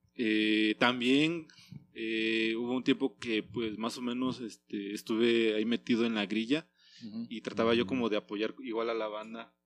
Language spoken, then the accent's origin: Spanish; Oaxaca, Mexico; moved away as an adult; now in Morelia, Mexico; yo soy oriundo de Oaxaca